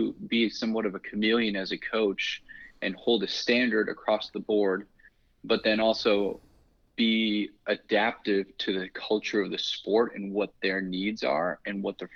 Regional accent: Boston, Massachusetts, United States; I grew up in Boston

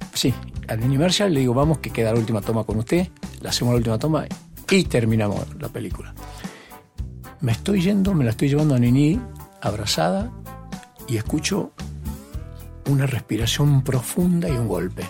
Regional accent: Tucumán, Argentina; moved away; also born or lived in Buenos Aires; yo desde chico, desde chico empecé a trabajar en mi pueblo y entre esos trabajos lustraba zapatos

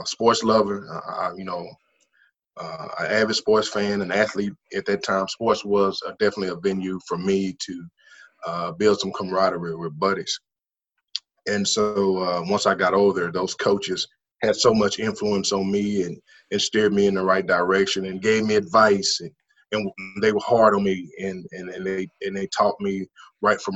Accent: Dallas, Texas, United States; I grew up in Oak Cliff. And I grew up around 3 or 4 blocks around the corner from South Oak Cliff High School

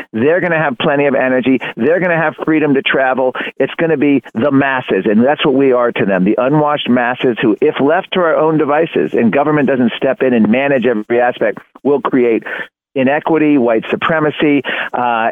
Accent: Virginia, United States; my home state of Virginia

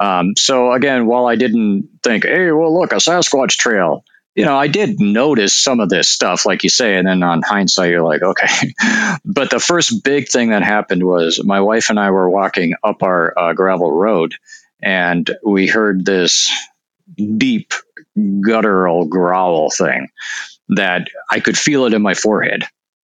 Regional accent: Northern Plains, United States; I mean, I'm from the Northern Plains. My family were farmers and all that.

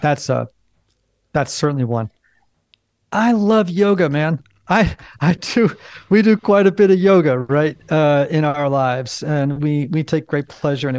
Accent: Greenwich, Connecticut, United States; I grew up in Greenwich, Connecticut

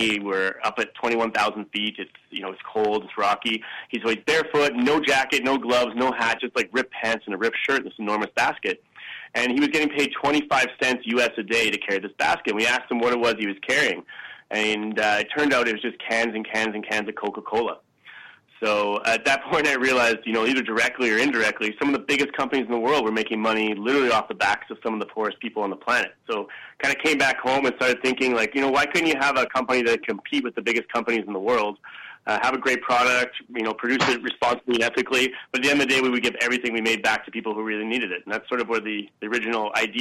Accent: Edmonton, Alberta, Canada; I grew up in Edmonton, which is, if anybody's unfamiliar with Edmonton, it's an awesome city to grow up

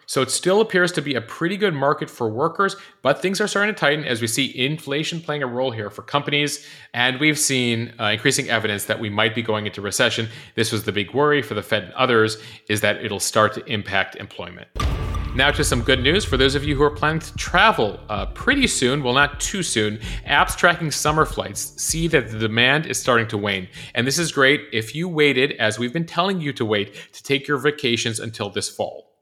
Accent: Highland Park, Illinois, United States; my hometown went through, uh, the mass shooting in Highland Park on July fourth

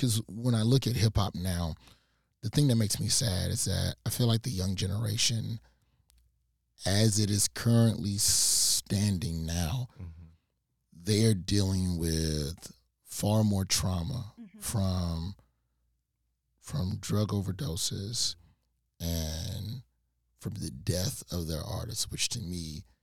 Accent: the South, United States; As a Southerner

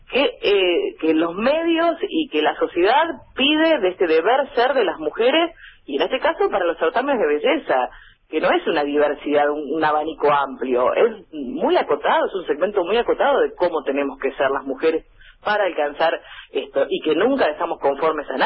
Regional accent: General, Río Negro, Argentina; moved away as an adult; now in Bahía Blanca, Argentina; con General ella de donde soy yo, tiene 6.000 habitantes

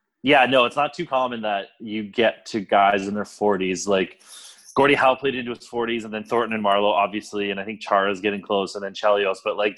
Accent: Canada; I'm from Canada, and I live in Canada.

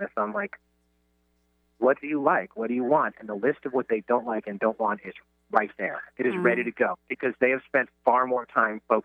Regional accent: New York, United States; I'm from New York

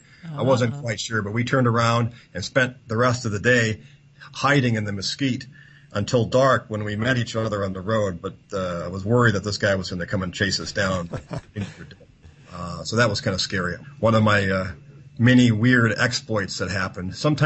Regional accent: United States; And I excluded Cuba because, being an American, can't really travel effectively to Cuba.

